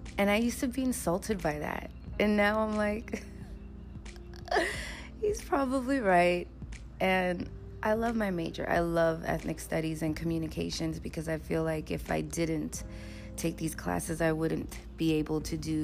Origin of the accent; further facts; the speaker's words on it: New York City, New York, United States; moved away as an adult; being a person from the Bronx